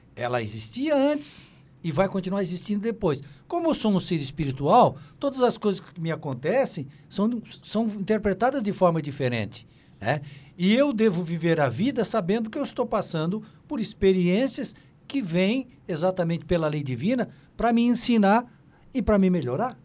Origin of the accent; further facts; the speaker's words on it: Santa Catarina, Brazil; eu sou daqui